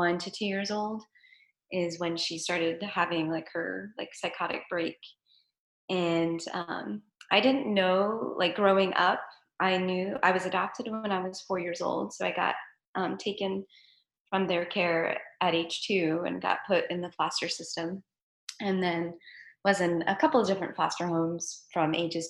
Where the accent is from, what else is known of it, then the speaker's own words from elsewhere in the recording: Los Angeles, California, United States; I was born in the San Fernando Valley in Los Angeles